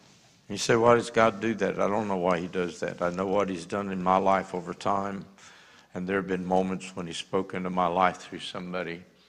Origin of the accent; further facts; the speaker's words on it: Northeast, United States; I was raised in the Northeast much of my childhood, even though I was military and moved all over the country.